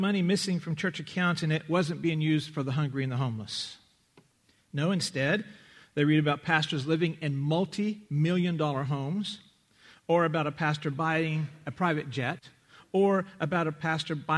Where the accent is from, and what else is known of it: Lubbock, Texas, United States; born or raised there